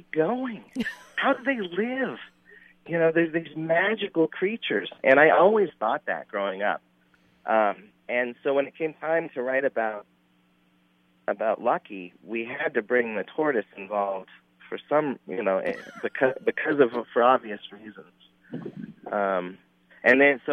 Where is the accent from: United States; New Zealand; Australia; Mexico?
United States; Cave Creek, Arizona; I grew up in Cave Creek